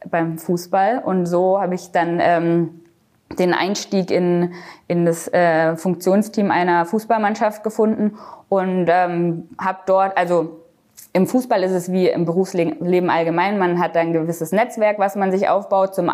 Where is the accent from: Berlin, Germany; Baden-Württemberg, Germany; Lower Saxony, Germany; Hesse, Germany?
Baden-Württemberg, Germany; aber aufgewachsen bin ich am Bodensee. Also ich habe 20 Jahre lang am Bodensee direkt an der Schweizer Grenze gelebt.